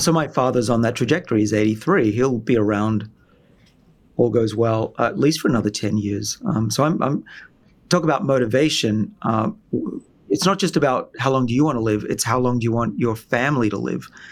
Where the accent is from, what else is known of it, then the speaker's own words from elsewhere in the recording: Australia; moved away; I'm from Australia originally, where everyone has free healthcare